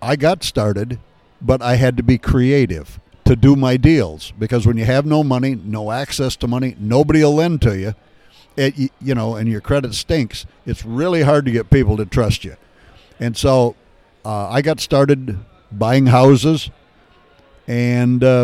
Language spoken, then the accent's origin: English; Southwest Michigan, United States; I grew up in Southwest Michigan in a little town of 800 people